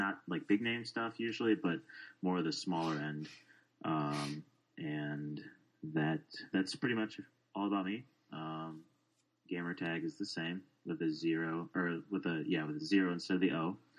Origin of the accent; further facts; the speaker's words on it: Chicago, Illinois, United States; I am from Chicago, Illinois. Good old Chi City.